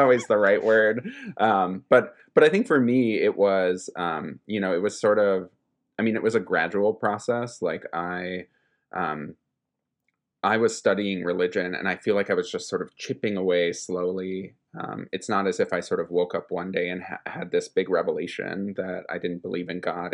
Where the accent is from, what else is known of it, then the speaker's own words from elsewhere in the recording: Minnesota, United States; moved away as an adult; also born or lived in East Coast; I moved back to my home state of Minnesota from, after having spent the better part of a decade off on the East Coast